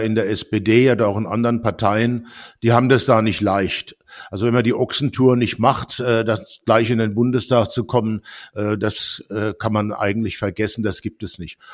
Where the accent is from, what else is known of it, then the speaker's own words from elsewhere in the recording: Worms, Rhineland-Palatinate, Germany; moved away as an adult; also born or lived in Stuttgart / France / United States; Ich bin in Worms geboren und war im Gauss-Gymnasium